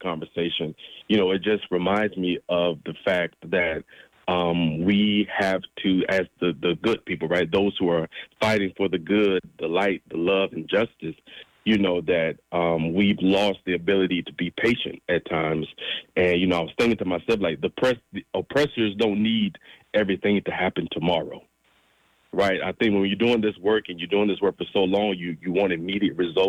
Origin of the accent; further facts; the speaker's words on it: Georgia, United States; moved away as an adult; now in Oakland, United States; I'm originally from Georgia and have been, in Oakland for the past 5 years.